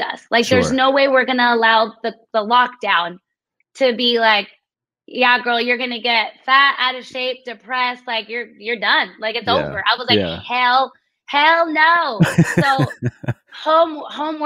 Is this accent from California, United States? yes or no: yes; San Diego, California, United States; we're from San Diego, the outdoors, the beautiful parks